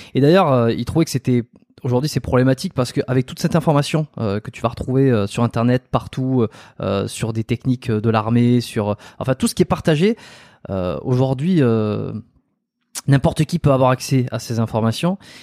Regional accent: south-west France, France; je suis du Sud-Ouest

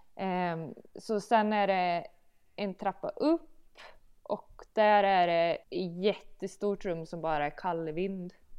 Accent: Malbacken, Värmland, Sweden; also born or lived in Sunne; now in Malbacken, Sweden; jag skulle aldrig bo i Malbacken eftersom jag kommer ifrån Malbacken

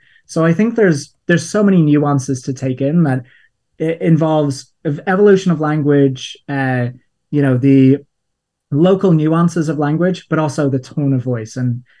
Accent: Ireland; People are listening and wondering what my accent is because it's a weird mixture. As I said, I grew up in Ireland, and a term that we have for fun in Ireland is crack.

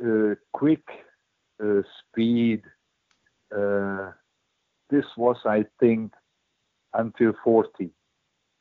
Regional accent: Hungary; born or raised there; English is a second language

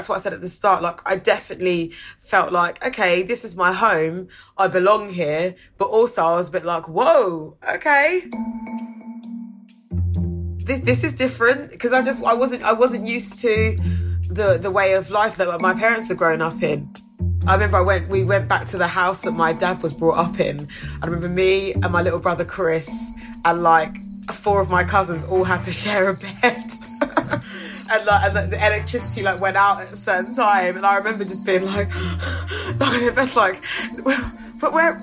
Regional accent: United Kingdom; I was brought up in the UK, I feel as Ghanaian as I do British

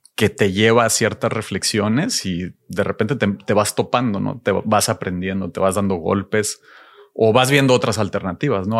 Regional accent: Ciudad Victoria, Tamaulipas, Mexico; Creciendo en Ciudad Victoria

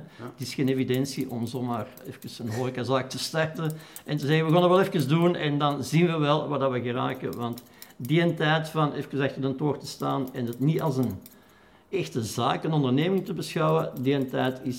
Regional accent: Wortel, Flanders, Belgium; weerskanten hadden een café hè, in Wortel en in Kastel. Dus ik ben letterlijk opgegroeid, groot geworden op de Schotterkesbak op de miljard.

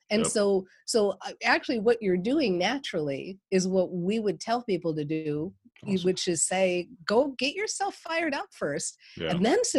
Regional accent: Minnesota, United States; I'm from Minnesota

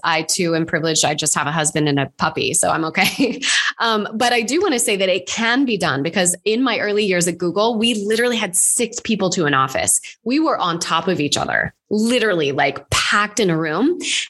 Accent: United States; Again, I know I'm very American. So we have a much higher tolerance for just letting stuff kind of find its place before trying to control it too much. It's very cowboy culture, I know.

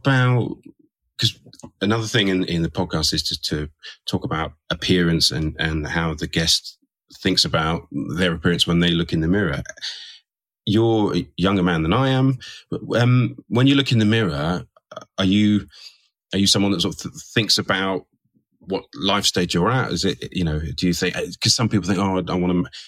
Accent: United Kingdom; being a Brit

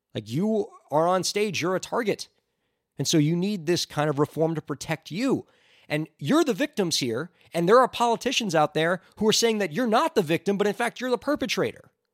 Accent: near Parkland, Florida, United States; near my hometown

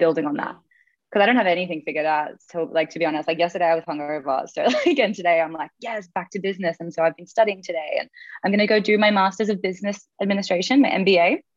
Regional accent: Australia; as an Australian

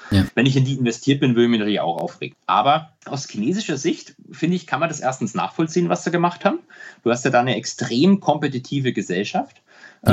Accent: Germany; als Deutsche

